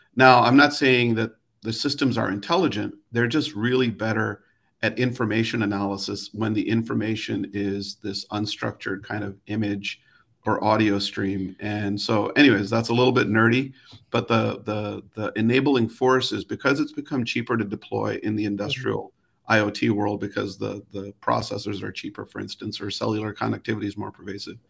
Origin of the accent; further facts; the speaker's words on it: Chicago, Illinois, United States; I grew up in Chicago